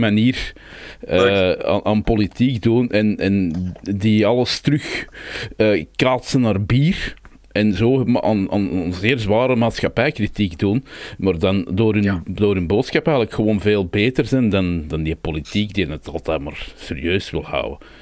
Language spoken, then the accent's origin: Dutch; Brabant, Belgium; wij Brabanders